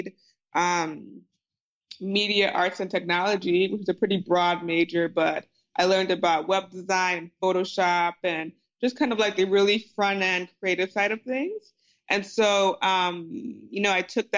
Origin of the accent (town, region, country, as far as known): New Jersey, United States; born or raised there